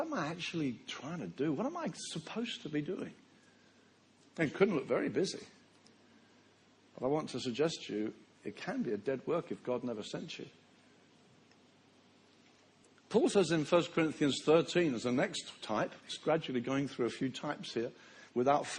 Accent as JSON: {"language": "English", "town": "Brighton", "region": "South East England", "country": "United Kingdom", "tie": "born or raised there", "said": "my hometown of Brighton, where I was raised"}